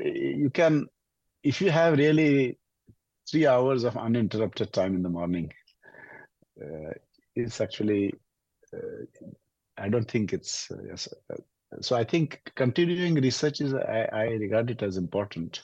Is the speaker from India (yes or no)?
yes; India; moved away as an adult; I also grew up in a small village in India.